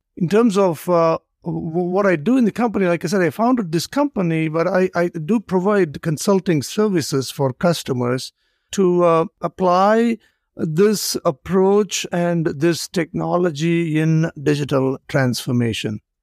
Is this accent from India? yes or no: yes; India; moved away; I grew up in India